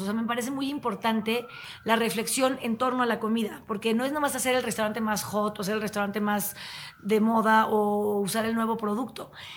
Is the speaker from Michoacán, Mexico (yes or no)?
no; Tepoztlán, Morelos, Mexico; also born or lived in Chihuahua; now in Mexico City, Mexico; yo crecí en Tepoztlán